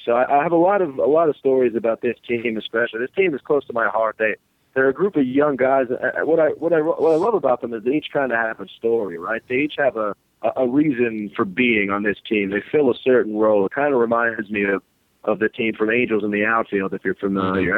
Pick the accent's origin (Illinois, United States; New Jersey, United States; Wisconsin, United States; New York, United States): New York, United States; New York City; a native New Yorker, guys, I, I grew up in Brooklyn